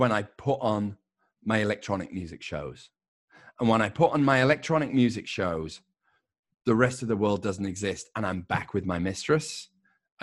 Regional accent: England, United Kingdom; moved away as an adult; when I grew up in England, in my part of England

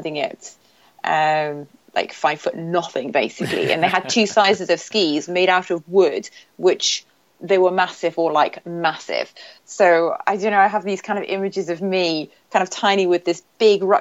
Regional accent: Newcastle upon Tyne, North East England, United Kingdom; moved away; I grew up actually in the north of England, in the northeast, pretty much near the Scottish border, in a place called Newcastle.

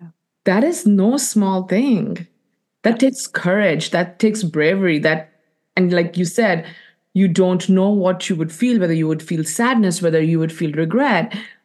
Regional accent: India; You know, as women, and more specifically as Indian women, we do things to make other people happy, to give to other people.

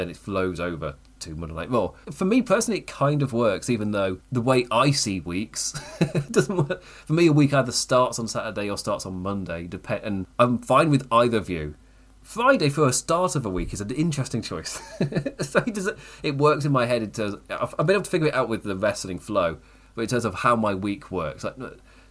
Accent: England, United Kingdom; I'm English.

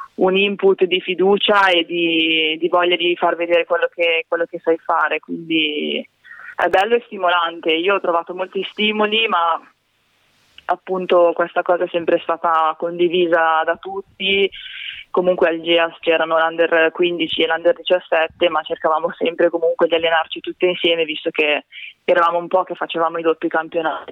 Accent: Broni, Lombardy, Italy; sono nata e cresciuta a Broni

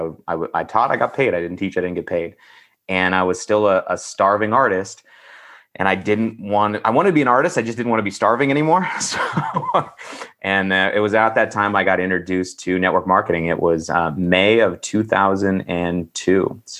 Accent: Northern California, United States; moved away as an adult; also born or lived in San Francisco Bay Area / Los Angeles; now in Phoenix, United States; I was born in the Bay, but I grew up in the sticks in Northern California.

